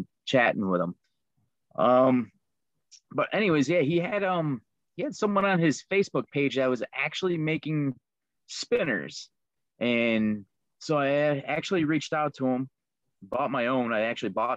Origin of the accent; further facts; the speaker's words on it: Liverpool, New York, United States; now in Rochester area, United States; Originally, I'm from Liverpool, New York. I grew up with two older brothers